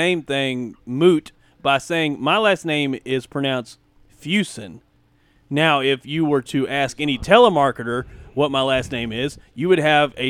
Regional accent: central Kentucky, United States; all of us growing up in central Kentucky

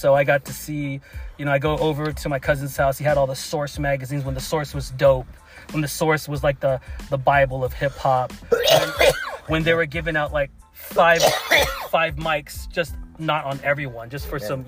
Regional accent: San Luis Obispo, California, United States; also born or lived in San Francisco; we went to this little town, San Luis Obispo, because the power plant, Diablo Canyon, was out in Avila Beach. So that's where I grew up

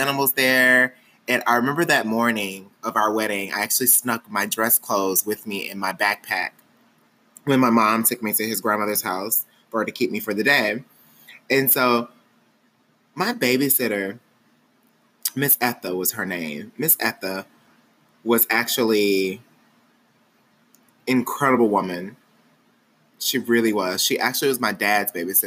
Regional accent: Wilmer, Arkansas, United States; moved away; also born or lived in Little Rock, Arkansas / Texas; I'm technically from Wilmer, Arkansas.

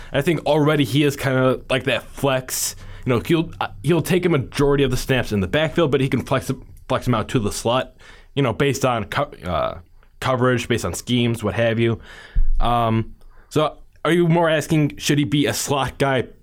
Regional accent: Chicago, Illinois, United States; I grew up in the Chicagoland area

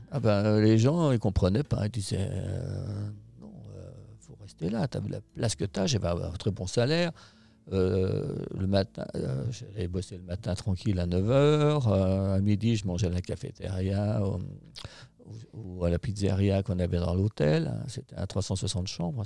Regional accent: La Clusaz, Auvergne-Rhône-Alpes, France; also born or lived in Thonon-les-Bains; je suis né à la Clusa, en Haute-Savoie, donc. mon père était moniteur de ski, guide de montagne

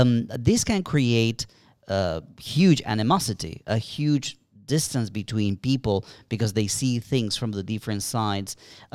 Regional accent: Colombia; moved away; We in Colombia, we had a similar situation.

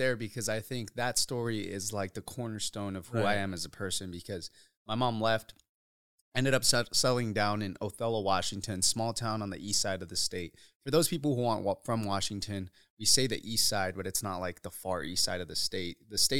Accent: Uruapan, Michoacán, Mexico; born there; So I was born in Uruapan, Michoacan, Mexico.

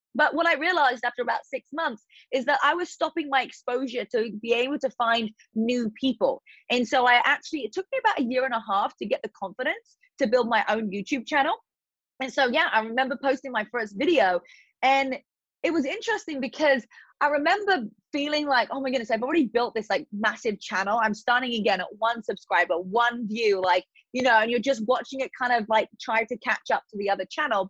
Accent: Eastbourne, South East England, United Kingdom; accent: British; moved away as an adult; now in United States; my hometown in Eastbourne

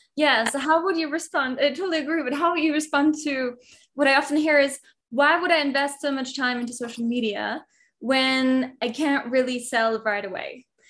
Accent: Germany; moved away as an adult; now in Mexico; I grew I grew up in Germany and now I live in Mexico

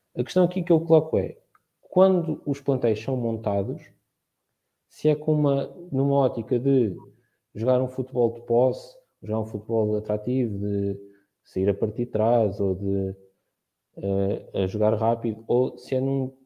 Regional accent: Marinhais, Santarém District, Portugal; sou de Marinhais Salvaterra de Magos, no distrito de Santarém

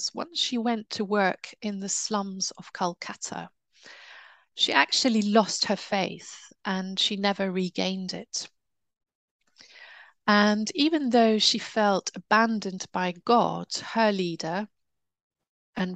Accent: United Kingdom; I'm British

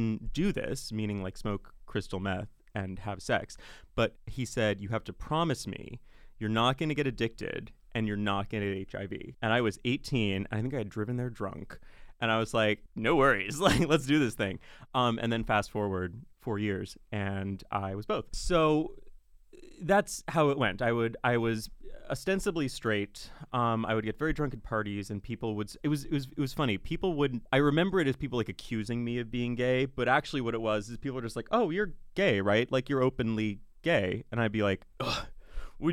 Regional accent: Seattle, Washington, United States; now in Ireland; I'm unfortunately an American. So I was born and raised in Seattle, Washington.

